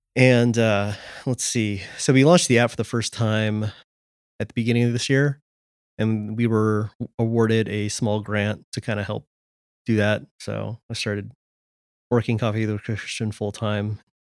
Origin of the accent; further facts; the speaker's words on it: California, United States; moved away as an adult; now in Washington, D.C., United States; I grew up in California and, uh, moved to D C around twelve years ago